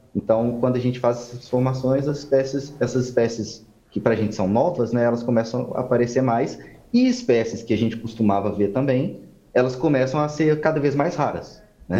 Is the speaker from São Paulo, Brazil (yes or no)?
no; Belo Horizonte, Minas Gerais, Brazil; now in Goiânia, Brazil; eu não sou de Goiás, né? Eu sou de BH